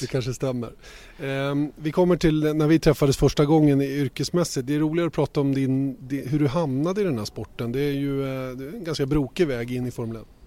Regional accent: Uppsala, Uppsala County, Sweden; hemma i hammocken i, i, i trädgården i Bärbyhage hemma i Uppsala

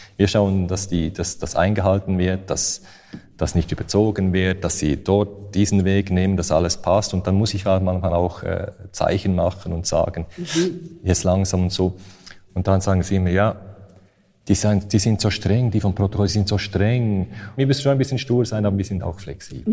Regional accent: Switzerland; ich bin ja Schweizer

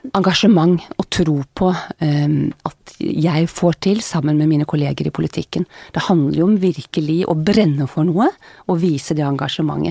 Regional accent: Bærum, Akershus, Norway; moved away as an adult; født og oppvokst i Bærum

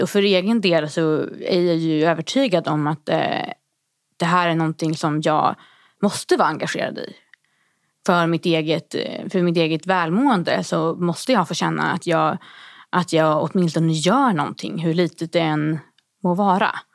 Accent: Härnösand, Västernorrland County, Sweden; min hemkommun Härnösand i Västernorrland

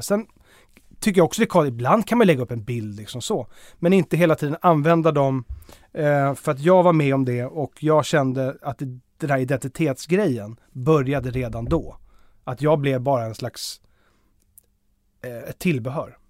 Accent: Blidö, Stockholm County, Sweden; Blidö där, vi, där jag är uppvuxen

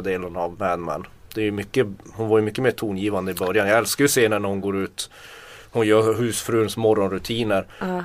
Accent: Tornedalen, Norrbotten County, Sweden; Jag kommer från Tornedal

